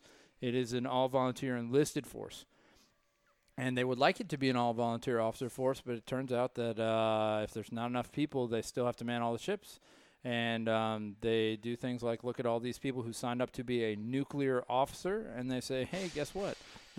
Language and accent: English; Raleigh, North Carolina, United States; also born or lived in Cleveland / St. Louis / Michigan; So I was born in Cleveland, Ohio, grew up among moving boxes in St. Louis. spent some time. My dad bounced around a lot, not military, just he moved a lot. And we spent some time in upstate Michigan. And then in like fifth grade, we planted roots in Raleigh, North Carolina